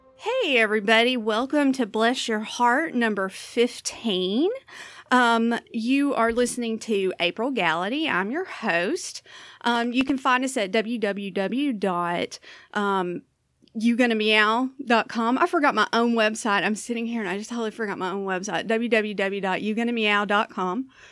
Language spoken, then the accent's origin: English; Southern US, United States; accent: Southern; also born or lived in Florida; now in Portland, United States; I have this, uh, Southern accent